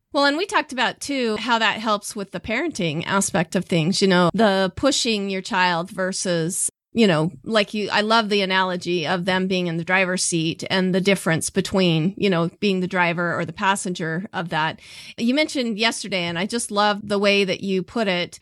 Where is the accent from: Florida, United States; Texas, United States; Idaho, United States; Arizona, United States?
Idaho, United States; Southeast; born and raised here in Southeast Idaho